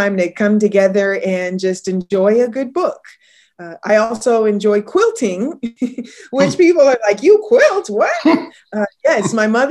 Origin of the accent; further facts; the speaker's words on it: Riverside, California, United States; I grew up in Riverside, California